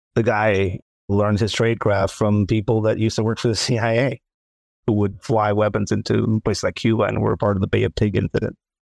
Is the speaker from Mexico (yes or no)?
yes; Tijuana, Baja California, Mexico; moved away; Tijuana, Mexico, my hometown